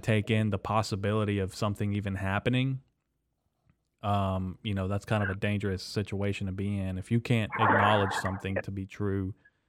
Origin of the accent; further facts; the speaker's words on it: United States; not only as an American, but just as a human being